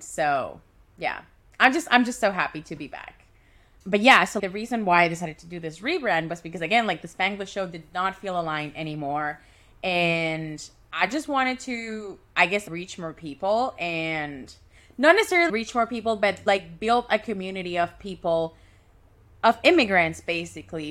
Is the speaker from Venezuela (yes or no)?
yes; Caracas, Capital District, Venezuela; moved away as an adult; now in Vancouver, Canada; move from Caracas, Venezuela, which is my hometown, to Vancouver, Canada, which is my home right now